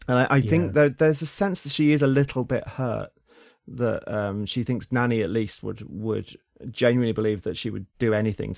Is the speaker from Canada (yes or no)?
no; England, United Kingdom; because I grew up in the English countryside.